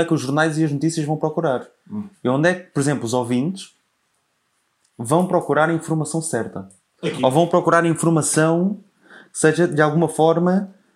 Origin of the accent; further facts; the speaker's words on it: Portugal; Eu sempre deduzi que eu fosse português